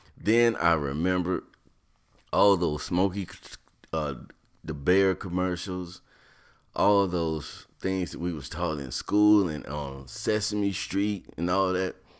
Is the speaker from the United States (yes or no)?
yes; North Carolina, United States; moved away; also born or lived in Ohio; growing up in North Carolina, moving to Ohio